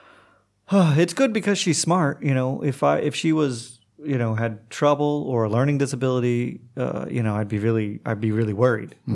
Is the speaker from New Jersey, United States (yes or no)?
no; Oklahoma, United States; moved away as an adult; also born or lived in Montreal / Istanbul / New Orleans; now in Croatia; I'm from Oklahoma, and like Oklahoma public schools aren't the best